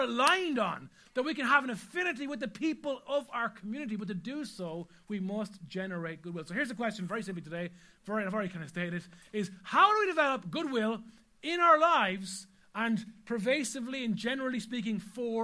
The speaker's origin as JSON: {"language": "English", "country": "Ireland", "said": "as an Irish people"}